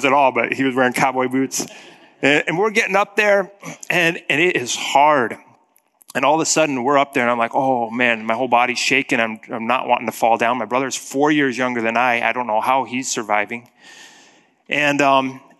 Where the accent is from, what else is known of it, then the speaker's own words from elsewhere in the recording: Black Hills of South Dakota, United States; growing up in the Black Hills of South Dakota